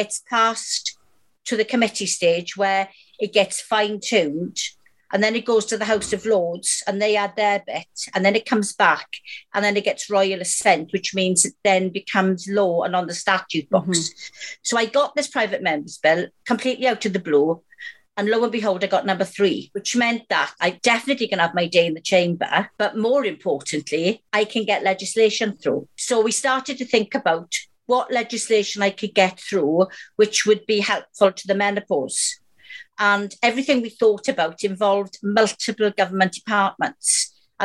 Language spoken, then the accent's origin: English; Wales, United Kingdom; I'm Welsh